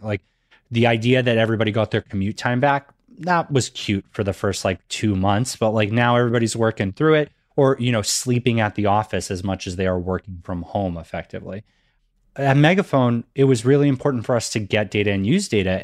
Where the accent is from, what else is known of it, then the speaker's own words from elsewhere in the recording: Massachusetts, United States; growing up in Massachusetts, that was something that they definitely made sure we learned in school.